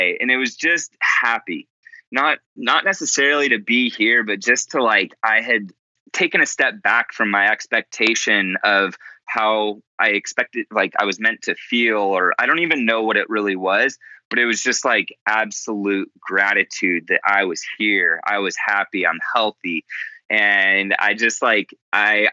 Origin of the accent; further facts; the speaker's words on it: United States; growing up as an American